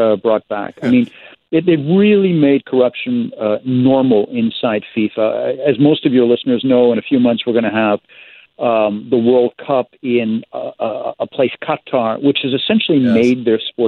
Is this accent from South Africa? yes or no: no; Canada; I'm the Canadian